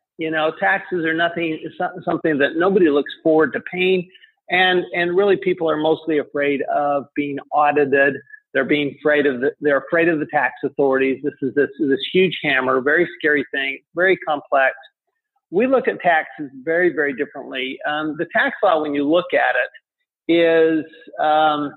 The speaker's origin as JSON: {"language": "English", "town": "Salt Lake City", "region": "Utah", "country": "United States", "tie": "born or raised there", "also_born_or_lived": "France / Tempe, Arizona", "moved": "as an adult", "said": "I grew up in Salt Lake City, Utah"}